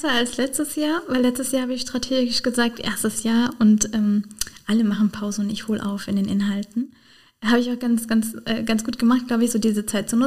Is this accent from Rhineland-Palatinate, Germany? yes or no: yes; Rhineland-Palatinate, Germany; natürlich sagen, als Pfälzer Abgeordnete.